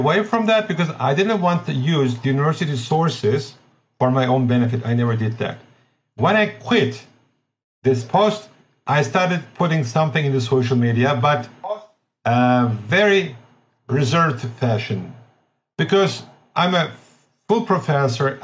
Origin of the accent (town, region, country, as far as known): Turkey; English is a second language